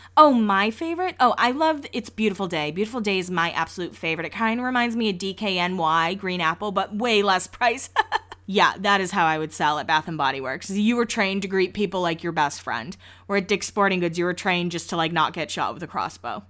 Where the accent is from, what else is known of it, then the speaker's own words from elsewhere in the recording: Massachusetts, United States; I call it a shopping carriage. That's what we call it in Massachusetts